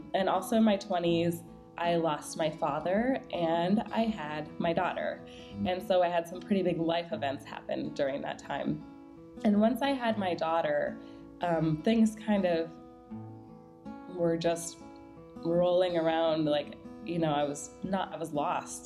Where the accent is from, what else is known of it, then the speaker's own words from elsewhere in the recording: Minnesota, United States; now in Dallas, United States; I grew up in Minnesota.